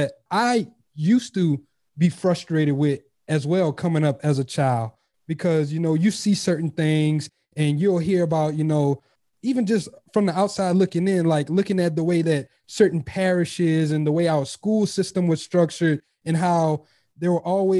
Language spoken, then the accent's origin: English; Louisiana, United States; we're from Louisiana